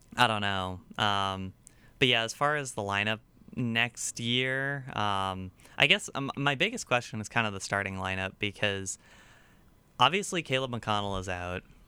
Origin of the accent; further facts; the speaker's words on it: Virginia, United States; I'm the one from Virginia